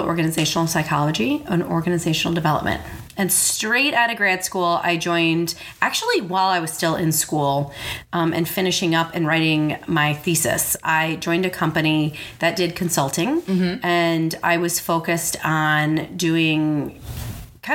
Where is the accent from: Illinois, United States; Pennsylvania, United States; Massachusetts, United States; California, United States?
Illinois, United States; suburbs of Chicago; moved away as an adult; So I grew up in the suburbs of Chicago in a little town called Monaca, Illinois.